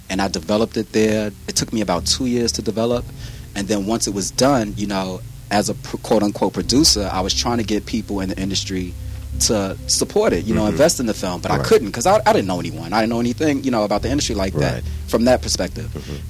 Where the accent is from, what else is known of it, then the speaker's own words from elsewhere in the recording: New York, United States; You know, I'm from Queens, New York. You know, that's where we get love from. Yes. Hollis, Queens, to be more exact.